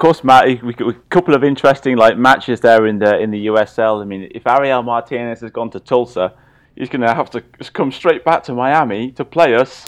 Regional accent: Swansea, Wales, United Kingdom; moved away; I'm a Swansea boy

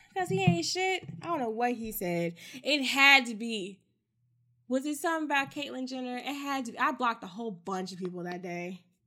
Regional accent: Texas, United States; I am a Texan

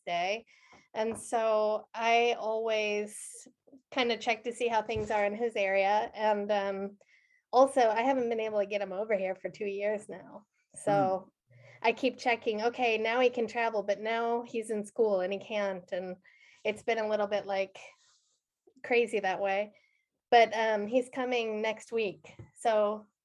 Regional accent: Geneva, Illinois, United States; moved away as an adult; also born or lived in Denver, Colorado / Kentucky; now in Norway; I grew up outside of Chicago, and I spent a long time in Denver also.

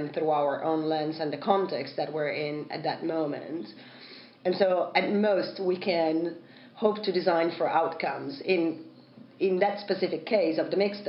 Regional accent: Italy; English is a second language; moved away; growing up in Italy, of course, English isn't my first language

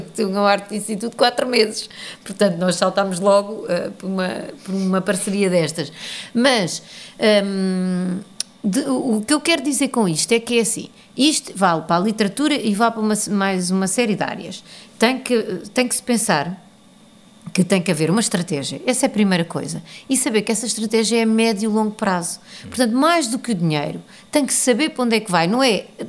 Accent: Portugal; moved away as an adult; now in New York, United States

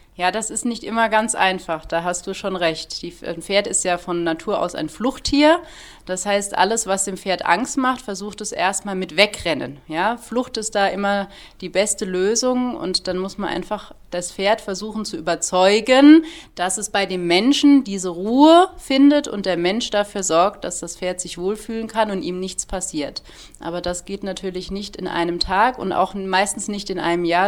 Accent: Heppenheim, Hesse, Germany; moved away as an adult; also born or lived in Munich / Heidelberg area, Baden-Württemberg; now in Hopfen am See, Germany; Ich komme gebürtig aus Hessen. Ich bin wirklich eine waschechte Hessin, bin da geboren und habe dort auch 25 Jahre gelebt

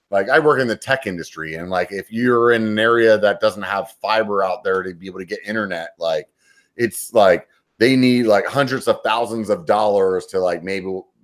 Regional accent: Pennsylvania, United States; now in California, United States; I'm not from California, I'm from Pennsylvania.

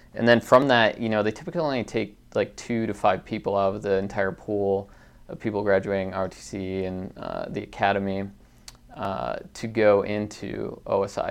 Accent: Conifer Mountain, Jeffco, near Denver, Colorado, United States; growing up on Confer Mountain

